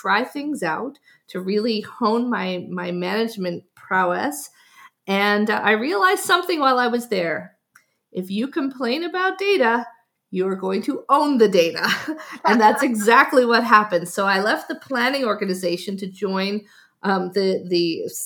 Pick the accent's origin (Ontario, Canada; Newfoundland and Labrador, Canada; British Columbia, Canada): Newfoundland and Labrador, Canada; I'm from Newfoundland, so the east coast of Canada